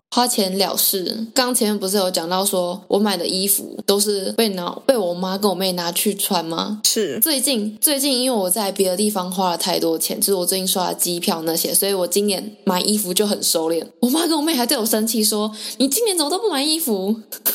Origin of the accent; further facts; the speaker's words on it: southern Taiwan, Taiwan; 因为我的家乡算是在南部